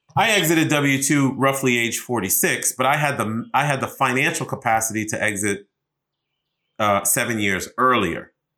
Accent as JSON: {"language": "English", "town": "Boston", "region": "Massachusetts", "country": "United States", "tie": "born or raised there", "also_born_or_lived": "New York", "moved": "yes", "lives_now": "Washington, D.C., United States", "said": "raised in Boston"}